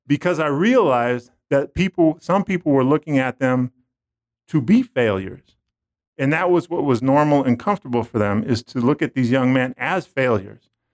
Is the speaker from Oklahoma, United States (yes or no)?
no; San Francisco, California, United States; growing up, I grew up in San Francisco.